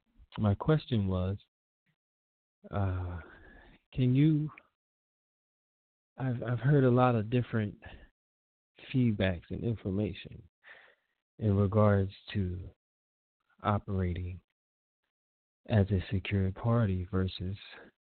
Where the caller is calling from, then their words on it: Columbus, Ohio, United States; I'm calling from Columbus, Ohio.